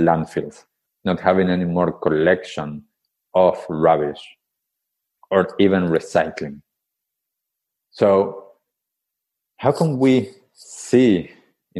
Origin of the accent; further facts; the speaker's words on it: Buenos Aires, Argentina; moved away; I grew up in Buenos Aires, in Argentina, in the capital city.